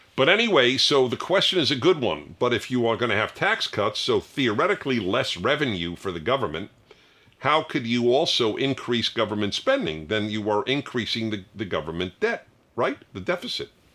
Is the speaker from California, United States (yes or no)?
no; New York City, New York, United States; I grew up in New York City